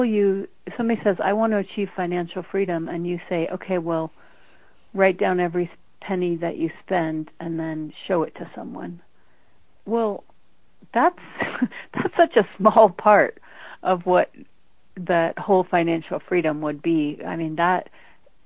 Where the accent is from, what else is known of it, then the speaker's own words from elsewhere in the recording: Denver, Colorado, United States; I grew up in Denver, Colorado